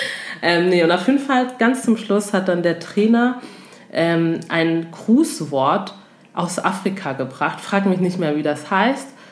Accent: Togo; ich komme zum Beispiel aus Togo

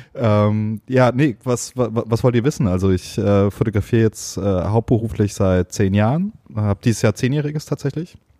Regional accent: Heidelberg, Baden-Württemberg, Germany; ich komme aus Heidelberg, aus dem schönen, beschaulichen Heidelberg

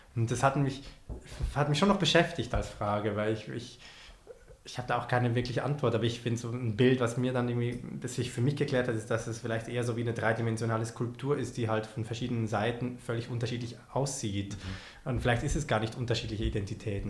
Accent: Switzerland; ich als äh, Schweizer

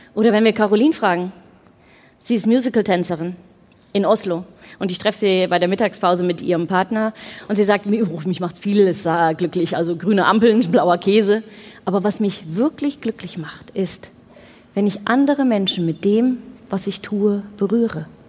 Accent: Netherlands; ich bin Holländerin.

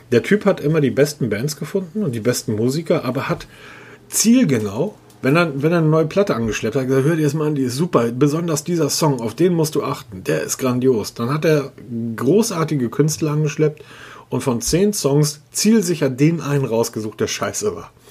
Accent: Hamburg, Germany; So als Hamburger hast dein Geld dabei, bezahlst mit Geld.

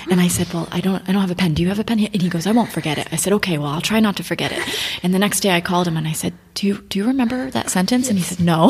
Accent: Florida, United States; moved away as an adult; now in Bucharest, Romania; growing up in Florida, you see space shuttles when they launch

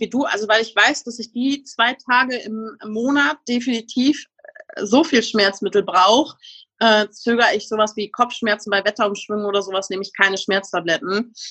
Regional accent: Münsterland, North Rhine-Westphalia, Germany; ich komme aus dem schönen Münsterland

